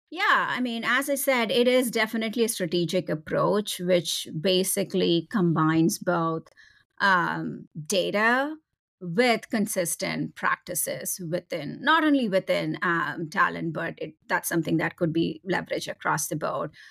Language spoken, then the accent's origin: English; India; moved away as an adult; now in United States; I was born and raised in India